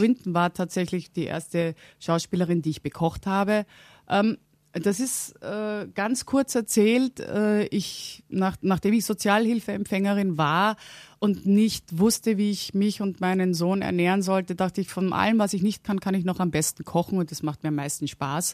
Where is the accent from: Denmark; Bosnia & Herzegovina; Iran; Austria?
Austria; Vienna; also born or lived in Halle (Westfalen), Germany; bin dann nach einer Woche mit meiner Mutter mit, wieder nach Wien gegangen und bin dort aufgewachsen